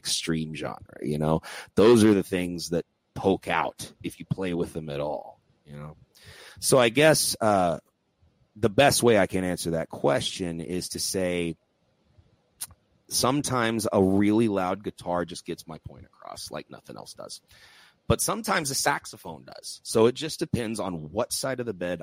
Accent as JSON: {"language": "English", "region": "Texas", "country": "United States", "said": "I'm from Texas"}